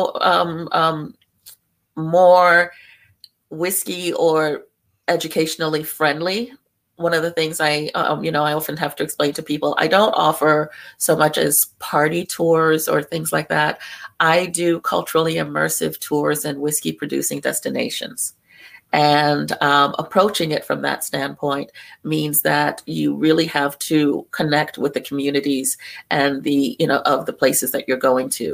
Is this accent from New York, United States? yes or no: yes; New York City, New York, United States; I was born in New York, I was born in Brooklyn